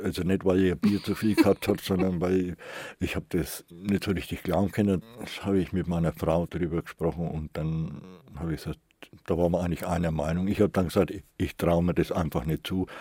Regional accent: Nuremberg, Bavaria, Germany

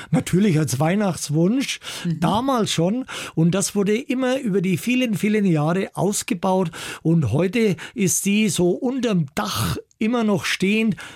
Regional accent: Altdorf bei Nürnberg, Bavaria, Germany; In Altdorf bei Nürnberg, wo ich geboren bin, da hat es immer so einen kleinen Rangierbahnhof gegeben und meine Eltern, wir wohnten gleich in der Nähe

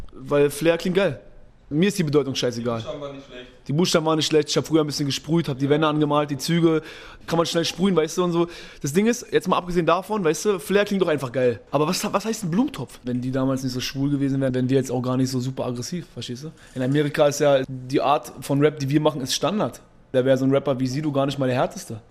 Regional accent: Berlin, Germany; ich war schon überall in Berlin

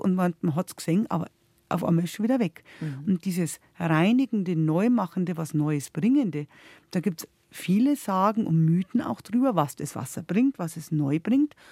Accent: Upper Bavaria, Germany; bei uns in Oberbayern

